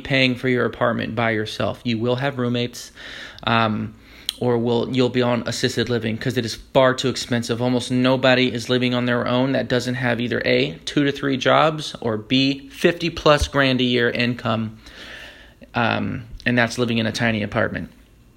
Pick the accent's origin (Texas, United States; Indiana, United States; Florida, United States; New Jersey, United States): Florida, United States; moved away; also born or lived in California; I'm from Florida. We use interstate as the phrase